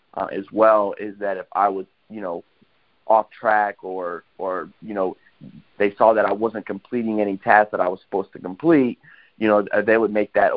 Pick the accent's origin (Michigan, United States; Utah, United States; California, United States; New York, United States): Michigan, United States; Waterford; I'm from Waterford, Michigan